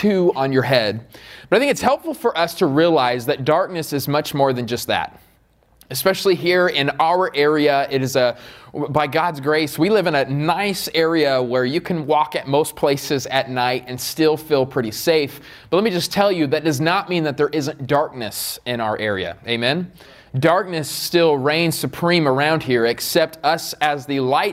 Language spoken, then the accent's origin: English; Queen Creek, Arizona, United States; also born or lived in Riverside; I am from Queen Creek